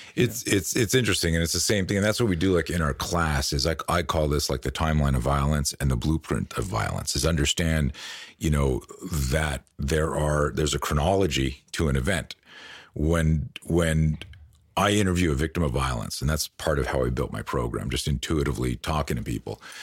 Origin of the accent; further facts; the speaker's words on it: Canada; moved away as an adult; also born or lived in Virginia Beach, United States; now in United States; we grew up on the East Coast. I lived in, in Canada most of my life, moved to the States in, like, two thousand eight